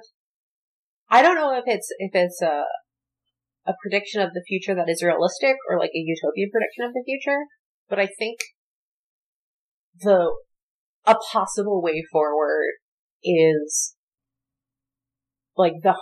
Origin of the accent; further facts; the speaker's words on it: Philadelphia, Pennsylvania, United States; I grew up in Philadelphia, which is like horrible schools.